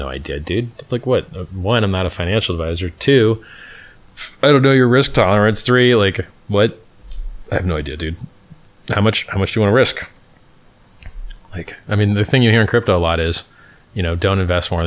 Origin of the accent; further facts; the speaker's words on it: Stockton, California, United States; accent: black accent; I'm from Stockton